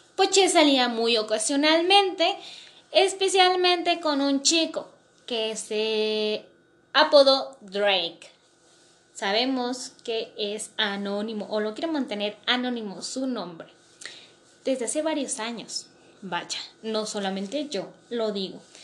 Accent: Mexico; yo soy de México

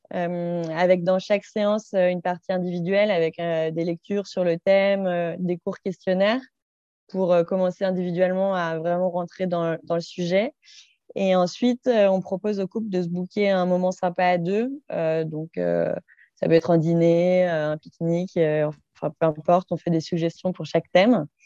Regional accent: Saint-Étienne, Auvergne-Rhône-Alpes, France; moved away; j'ai 30 ans. j'ai vécu dans plein d'endroits, mais je suis originaire de Saint-Étienne.

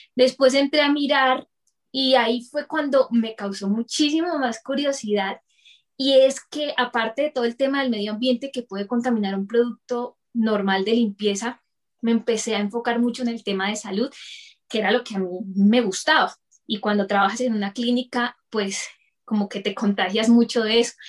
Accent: Bucaramanga, Santander, Colombia; moved away as an adult; now in Bogotá, Colombia; nací en Bucaramanga y actualmente vivo en Bogotá por temas de traslado de trabajo de mi esposo

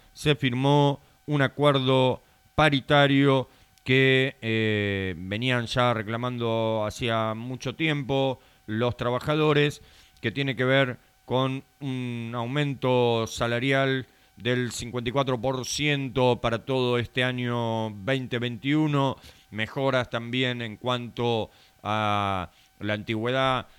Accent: Argentina; como bien argentino que somos

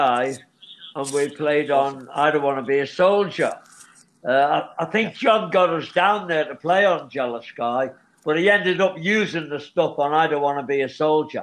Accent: Liverpool, North West England, United Kingdom; we grew up in Liverpool

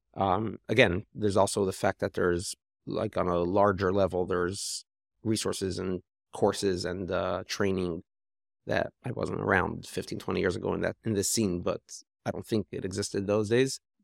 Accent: Toronto, Ontario, Canada; moved away; I grew up in Toronto

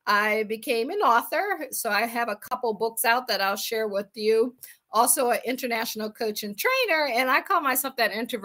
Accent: Akron, Ohio, United States; moved away as an adult; also born or lived in Washington, D.C. / Baltimore / Boston / Pittsburgh; I am from Akron, Ohio. I always say I grew up shy, sheltered in church basically 6 days a week.

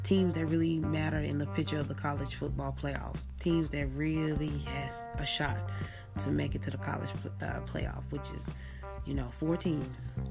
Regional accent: Oklahoma, United States; I am born and raised in Oklahoma

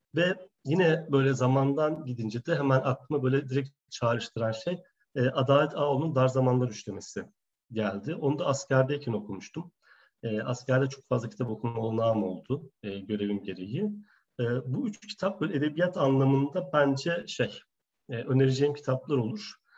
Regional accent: Gaziantep, Turkey; moved away as an adult; also born or lived in Ankara; ben Antepliyim

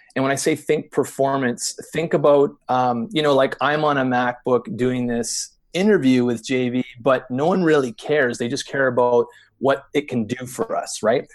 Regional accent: Canada; we're u, u, used to dealing with the intensity of the winter here

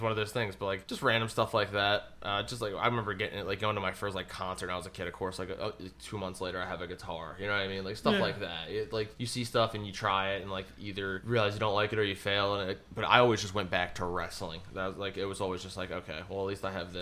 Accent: Aston, Pennsylvania, United States; I grew up in Aston, which is like 15 minutes from the Arasafa Farms.

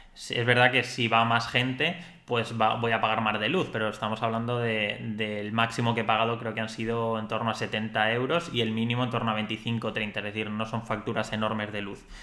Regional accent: Spain; yo soy español, entonces a nivel de Andorra soy extranjero

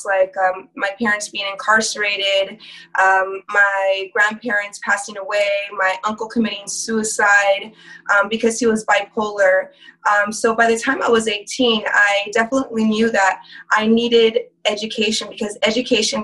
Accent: Covina, California, United States; also born or lived in Azusa, California; I was born and raised in Covina, California, which is one city over from Azusa

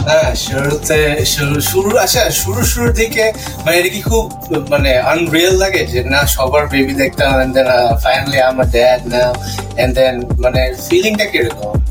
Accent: Dhaka, Dhaka Division, Bangladesh; now in United States; যেহেতু আমরা দুজনই ঢাকায় বড় হয়েছি

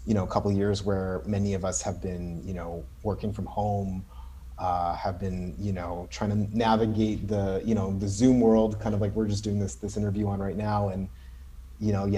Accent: Winnipeg, Manitoba, Canada; I'm a city guy, right? Like growing up in Winnipeg

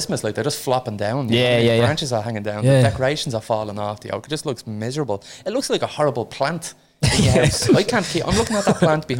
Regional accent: Dublin, Leinster, Ireland; I grew up in the inner city, Dublin. Dublin 1, Summerhill, kind of Ballybock area. In the flats there, Dunn Street flats.

